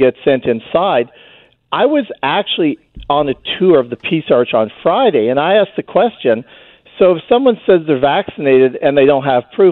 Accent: Vancouver, British Columbia, Canada; now in Blaine, United States; I was originally from Vancouver

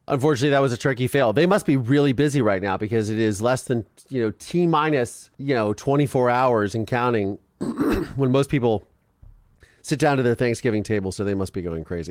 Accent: Ohio, United States; I grew up in Ohio

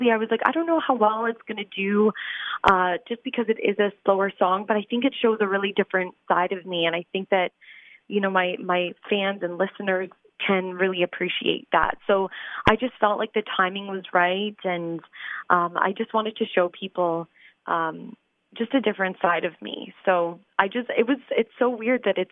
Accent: London, Ontario, Canada; my hometown

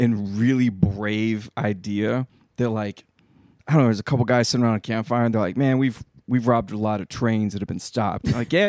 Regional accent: Texas, United States; now in California, United States; I'm from Texas.

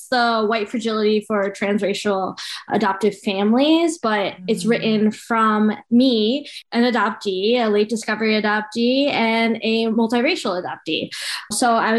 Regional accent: the suburbs of New York, United States; also born or lived in Colombia; I grew up in the suburbs of New York in a very Italian family

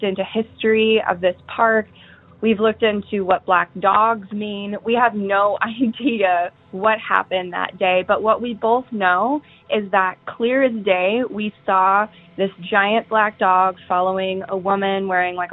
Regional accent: Tacoma, Washington, United States; I'm calling from Tacoma, Washington

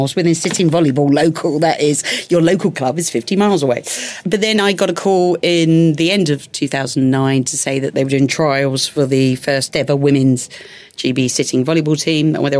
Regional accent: London, United Kingdom; moved away as an adult; now in Hertfordshire, United Kingdom; my hometown of London after leaving on such a negative. I live in Hertfordshire now.

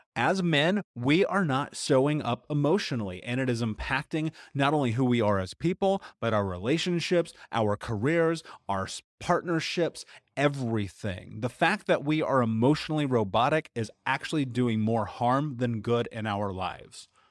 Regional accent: United States

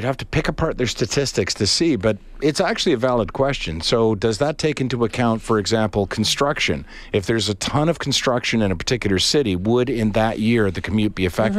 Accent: Charlottetown, Prince Edward Island, Canada; moved away; When I grew up in Charlottetown

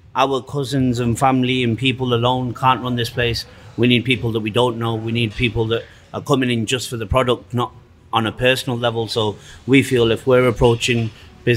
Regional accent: Manchester, North West England, United Kingdom; also born or lived in Germany / Pakistan; now in Winnipeg, Canada; I'm half Pakistani, half Irish. We're from like Canada, from England.

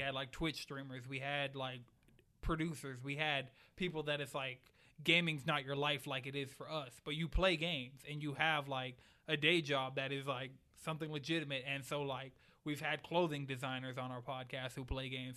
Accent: Atlanta, Georgia, United States; also born or lived in New York; I've lived in Atlanta for twenty-two years

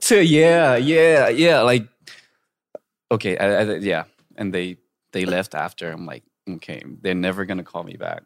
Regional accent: Rancho Cucamonga, California, United States; moved away as an adult; now in South Korea; I would say I'm from L A, but I'm actually from Rancho Cucamonga

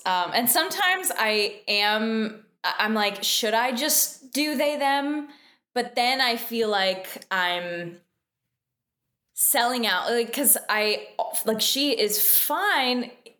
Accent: Canada; Americans love to point out that we're from Canada every single chance they get.

